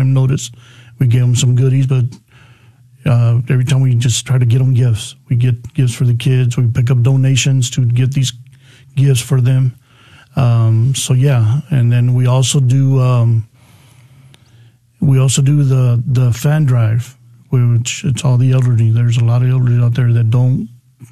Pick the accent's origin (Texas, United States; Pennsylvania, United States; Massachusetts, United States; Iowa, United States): Texas, United States; San Antonio; I was born and raised here in San Antonio